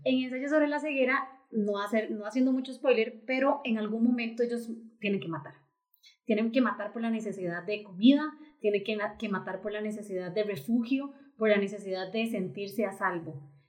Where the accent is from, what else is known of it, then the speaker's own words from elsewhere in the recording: Costa Rica; así somos los ticos